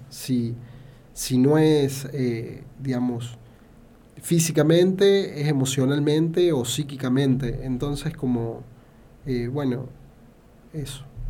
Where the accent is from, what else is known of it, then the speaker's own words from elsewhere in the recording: Banda Norte, Córdoba, Argentina; no crecí en el centro, no crecí eh, en una ciudad más grande, crecí en Banda Norte